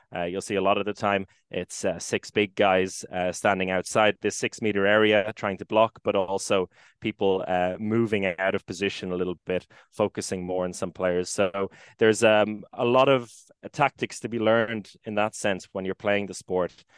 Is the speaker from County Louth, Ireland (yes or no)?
no; Maynooth, County Kildare, Ireland; moved away as an adult; now in Gothenburg, Sweden; my hometown in Maynooth in Kildare